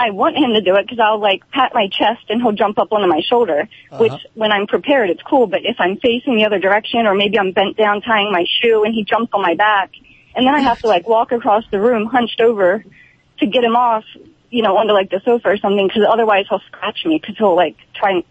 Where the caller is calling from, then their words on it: Los Angeles, California, United States; Los Angeles.